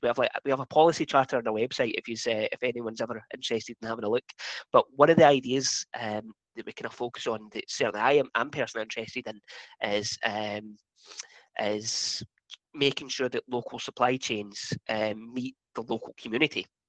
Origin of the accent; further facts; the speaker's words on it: Highlands and Islands, Scotland, United Kingdom; I'm from the Highlands and Islands